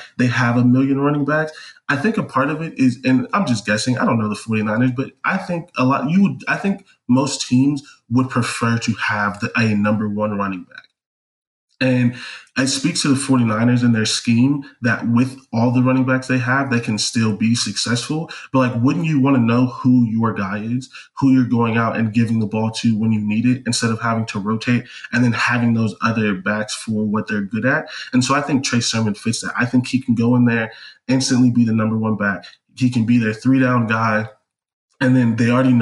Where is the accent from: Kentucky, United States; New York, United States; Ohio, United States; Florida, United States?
Ohio, United States; Canton; I'm from Ohio. I'm from Canton, which is down the street from Cleveland, basically